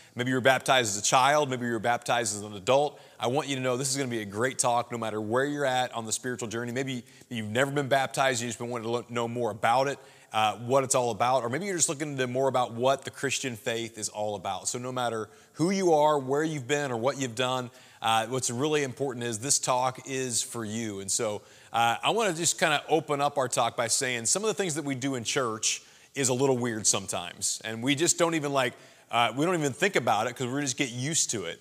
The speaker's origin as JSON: {"language": "English", "town": "Springfield", "region": "Missouri", "country": "United States", "moved": "yes", "lives_now": "St. Louis, United States", "said": "I'm from Southwest Missouri, Springfield, Missouri originally"}